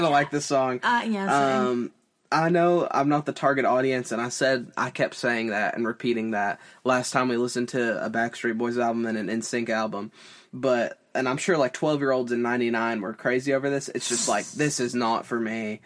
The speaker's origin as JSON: {"language": "English", "region": "Tennessee", "country": "United States", "tie": "born or raised there", "said": "I'm a dude from Tennessee"}